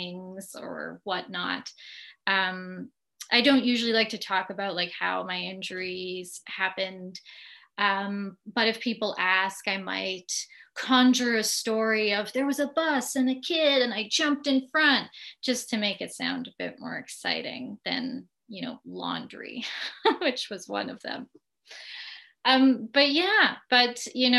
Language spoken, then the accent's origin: English; Winnipeg, Manitoba, Canada; moved away as an adult; now in Ottawa, Canada; I always feel the need to tell people that I'm from Winnipeg. You know, you could take the girl out of Winnipeg, but you can't take the Winnipeg out of the girl.